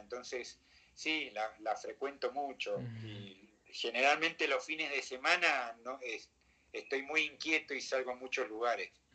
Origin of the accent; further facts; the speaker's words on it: Mendoza, Argentina; moved away as an adult; also born or lived in Acapulco, Mexico / Buenos Aires, Argentina; now in Mexico City, Mexico; me volví a Mendoza, mi tierra natal